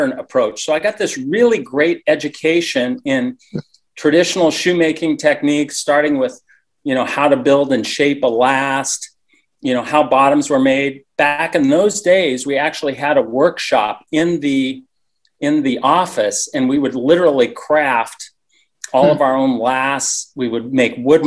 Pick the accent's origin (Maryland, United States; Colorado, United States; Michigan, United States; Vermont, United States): Colorado, United States; moved away as an adult; also born or lived in Tulsa; I grew up in Colorado